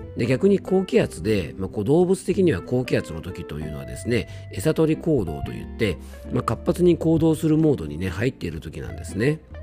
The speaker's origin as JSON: {"language": "Japanese", "area": "Hirose", "region": "Yamanashi", "country": "Japan", "tie": "born or raised there", "said": "この地元の広瀬"}